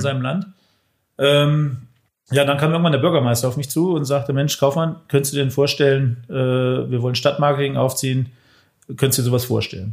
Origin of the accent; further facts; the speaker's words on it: Bad Hersfeld, Hesse, Germany; moved away as an adult; now in Weiden, Germany; Ich komme ursprünglich aus Bad Hersfeld